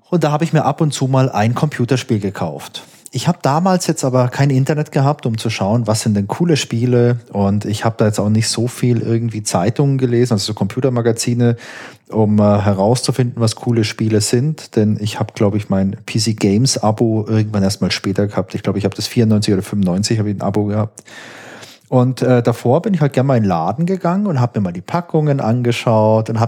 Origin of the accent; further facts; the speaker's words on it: Baden-Württemberg, Germany; ich komme hier aus Süddeutschland und ich bin in der Nähe von Heilbronn aufgewachsen.